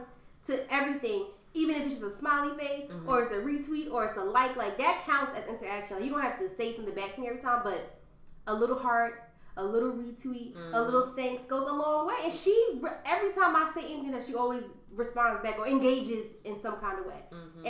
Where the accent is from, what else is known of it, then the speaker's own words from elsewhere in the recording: Bloomfield, New Jersey, United States; also born or lived in Orange, New Jersey; I moved to Bloomfield when I was in fourth grade, so that makes me, what, like 9 or 10